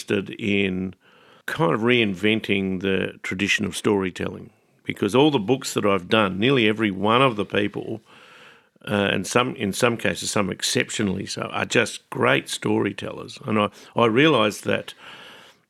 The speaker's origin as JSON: {"language": "English", "town": "Adelaide", "region": "South Australia", "country": "Australia", "said": "I'm from Adelaide."}